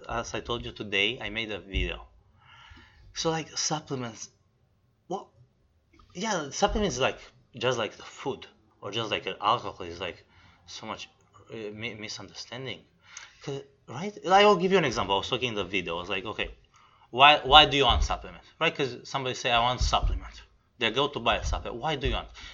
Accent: Romania; moved away; I'm originally from Romania, okay, which is East Europe

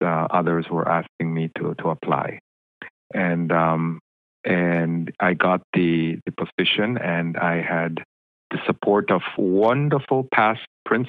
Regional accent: Belize; moved away as an adult; also born or lived in Louisville, Kentucky / Michigan; now in New York City, United States; I grew up in Belize. So I was born and spent 18 years in Belize

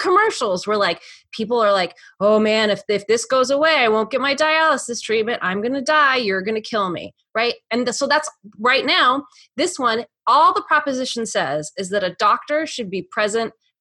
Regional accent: Nevada, United States; moved away as an adult; now in California, United States; I grew up in Nevada, but I started voting in California because that's when I was 18

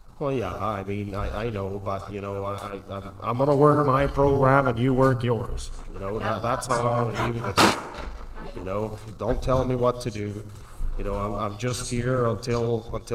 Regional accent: Alberta, Canada; I was born in Jam, Alberta, all around there

